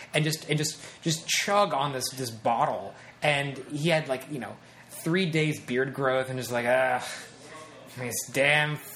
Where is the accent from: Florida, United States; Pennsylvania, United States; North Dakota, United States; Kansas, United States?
Kansas, United States; Wichita; moved away as an adult; now in Los Angeles, United States; my hometown of Wichita, Kansas